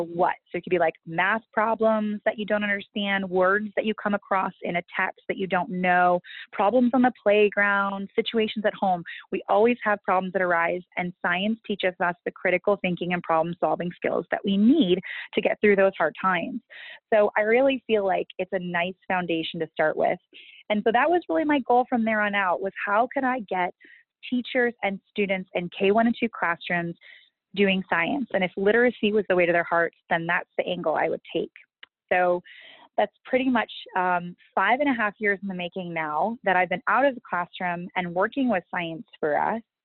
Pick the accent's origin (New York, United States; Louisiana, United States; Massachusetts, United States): Massachusetts, United States; Hudson; I grew up in Hudson, Mass.